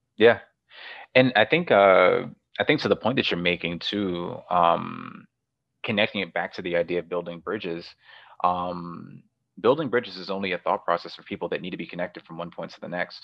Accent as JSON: {"language": "English", "region": "New York", "country": "United States", "tie": "born or raised there", "also_born_or_lived": "Cleveland, Ohio", "moved": "as an adult", "said": "it was really different growing up in New York and then transitioning to Cleveland, Ohio"}